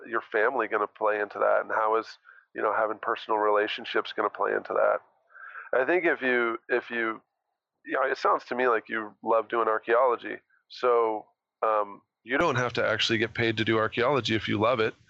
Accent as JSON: {"language": "English", "town": "Boise", "region": "Idaho", "country": "United States", "tie": "born or raised there", "said": "I grew up in Boise"}